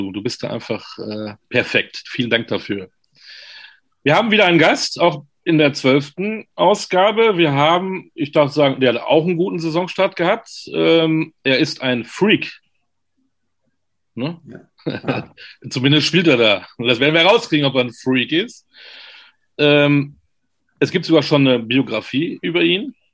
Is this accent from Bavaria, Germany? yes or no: no; Leverkusen, North Rhine-Westphalia, Germany; also born or lived in New York; now in Bamberg, Germany; Aber du bist gebürtiger Leverkusener. Yes, sir. Aus genau. dem Rheinland, ja.